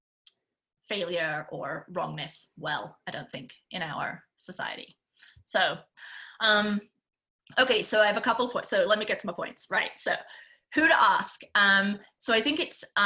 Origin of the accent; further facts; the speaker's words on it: United Kingdom; I'm British